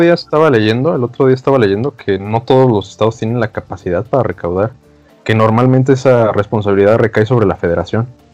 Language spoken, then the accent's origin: Spanish; Mexico